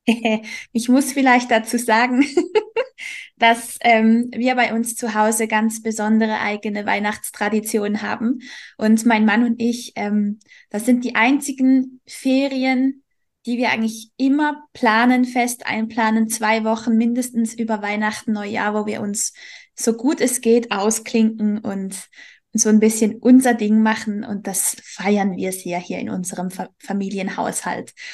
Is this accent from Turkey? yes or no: no; Switzerland; bei uns in der Schweiz